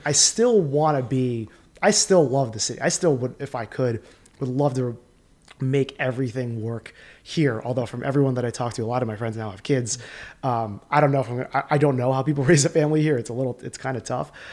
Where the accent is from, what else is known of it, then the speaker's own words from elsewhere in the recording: Sayreville, New Jersey, United States; the area that I grew up in New Jersey